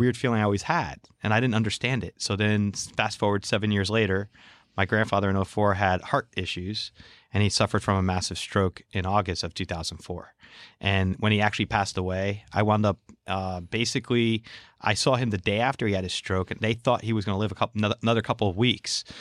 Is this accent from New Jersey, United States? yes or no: yes; New Jersey, United States; we're from New Jersey